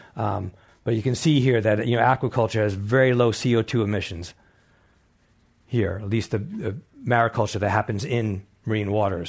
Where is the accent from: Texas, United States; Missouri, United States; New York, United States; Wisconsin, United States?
New York, United States; East End, Long Island; moved away as an adult; I grew up on the East Coast, on the East End, Long Island, New York, fishing, clamming, hunting